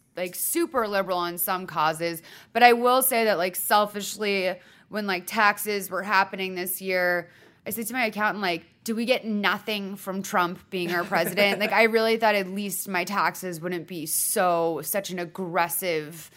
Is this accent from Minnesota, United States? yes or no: no; Massachusetts, United States; I'm from Massachusetts